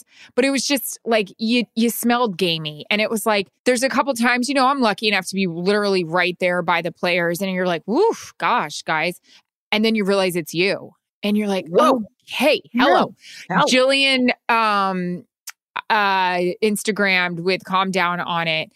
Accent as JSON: {"language": "English", "region": "Florida", "country": "United States", "said": "I'm from Florida. I went to school in Florida"}